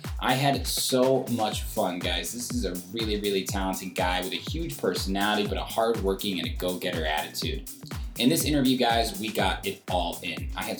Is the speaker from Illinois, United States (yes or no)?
no; Indiana, United States; moved away as an adult; now in Chicago, United States; I've been in Chicago for about 5 years. I'm originally from Indiana